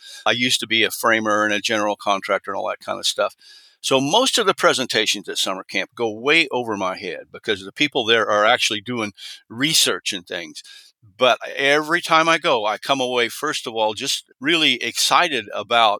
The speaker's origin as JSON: {"language": "English", "region": "Indiana", "country": "United States", "tie": "born or raised there", "also_born_or_lived": "California", "moved": "yes", "said": "I was raised in Indiana"}